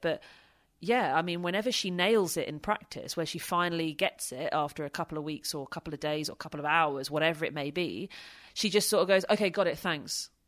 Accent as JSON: {"language": "English", "country": "United Kingdom"}